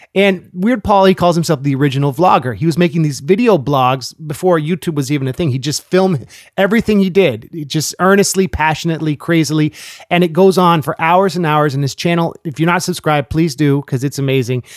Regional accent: California, United States; moved away; growing up in California

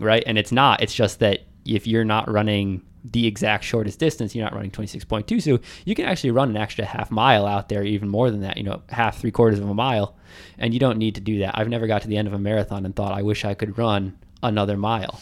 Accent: Arlington, Virginia, United States; I've never, uh, run like a marathon in my hometown. And, you know, everyone says it's a D C marathon, but come on, it starts and ends in, in Arlington

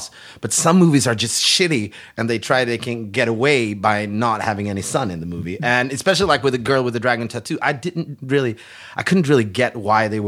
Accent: Sweden; it takes place in my hometown, which was once on television, on Swedish national television. It was chosen as being the most boring place in Sweden

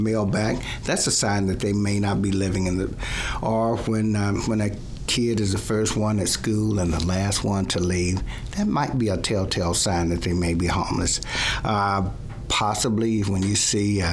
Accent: Plano, Texas, United States; I grew up in Plano

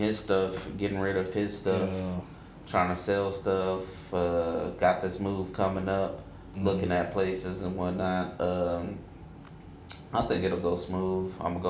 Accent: United States; I am American. I'm from America, whatever.

